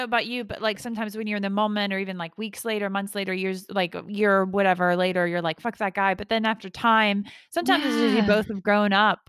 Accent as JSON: {"language": "English", "region": "Georgia", "country": "United States", "moved": "yes", "lives_now": "United Kingdom", "said": "Georgia, that's my home state."}